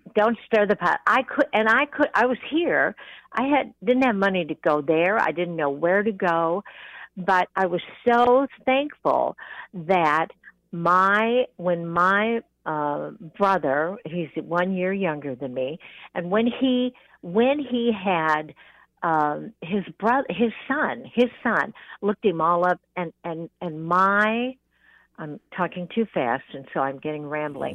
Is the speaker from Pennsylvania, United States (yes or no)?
no; California, United States; I was born in California